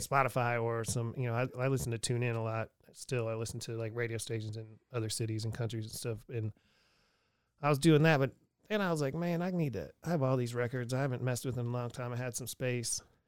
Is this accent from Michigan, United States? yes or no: no; Erie, Pennsylvania, United States; I'm from, I grew up on twenty-sixth and Wallace.